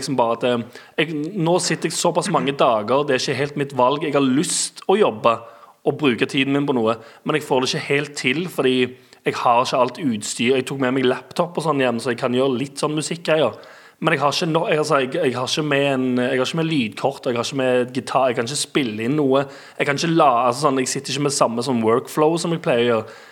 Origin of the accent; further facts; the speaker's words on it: Stavanger, Rogaland, Norway; moved away; der jeg er vokst opp og har uh, venner og familie